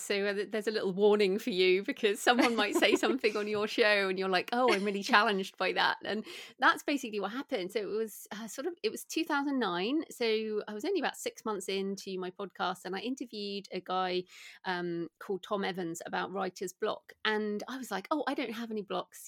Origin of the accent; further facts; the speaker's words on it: United Kingdom; also born or lived in Bath, England; as people can probably hear from my accent, I'm British